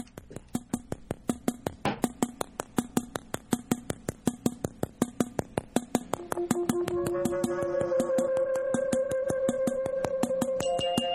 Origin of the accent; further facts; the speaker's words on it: Seattle, Washington, United States; I'm from Seattle